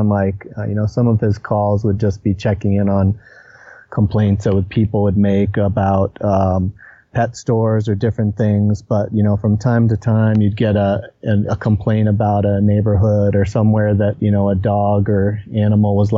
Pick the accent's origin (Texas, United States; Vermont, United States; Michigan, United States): Vermont, United States; moved away as an adult; now in Colorado Springs, United States; I grew up in Vermont, which is, you know, pretty far back east